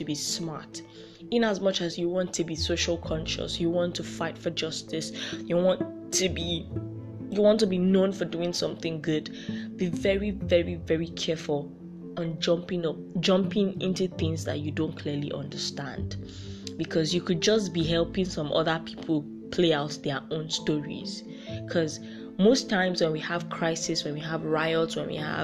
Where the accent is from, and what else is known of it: Nigeria